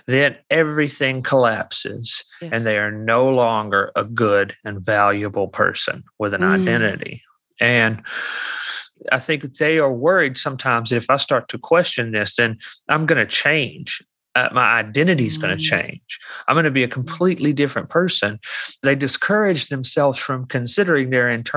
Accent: Alabama, United States; I'm from Alabama.

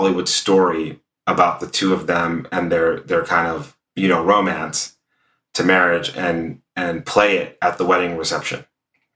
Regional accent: Stockton, California, United States; now in Los Angeles, United States; I grew up in Stockton, California, which for people who know it, is a pretty rough area for the most part

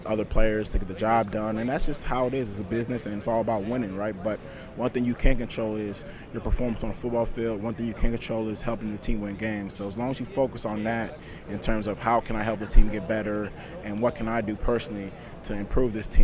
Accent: Los Angeles, California, United States; moved away; also born or lived in Hawaii; Growing up in Crenshaw, South Central LA.

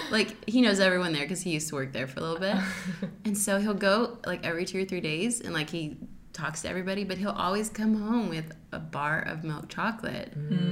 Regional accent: California, United States; now in Missouri, United States; this is Missouri and I'm from California and we don't do things like that there.

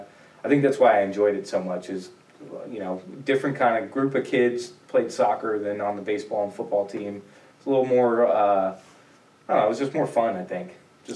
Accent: Tampa, Florida, United States; also born or lived in New York / Fort Lauderdale, Florida; Well, I was actually born in New York. I moved from New York down to Florida, Tampa, Florida, which is where I grew up. I moved down there when I was about like 3, I think.

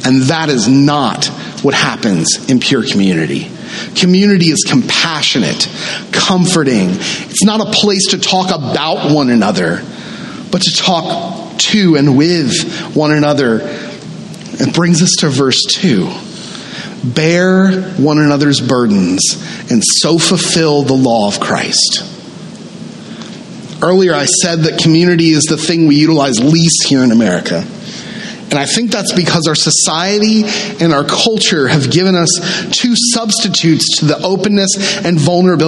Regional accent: the South, United States; I grew up in the South, and I grew up in a very traditional Southern Baptist church.

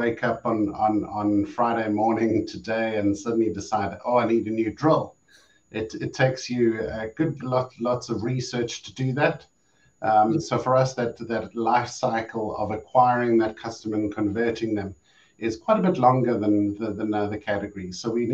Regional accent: South Africa; moved away as an adult; now in Europe; my home country of South Africa

